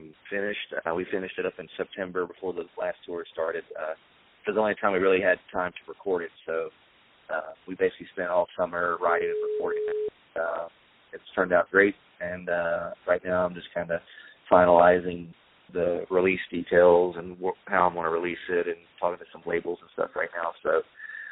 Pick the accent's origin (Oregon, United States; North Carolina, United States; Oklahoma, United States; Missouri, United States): North Carolina, United States; the little haystack town I grew up in North Carolina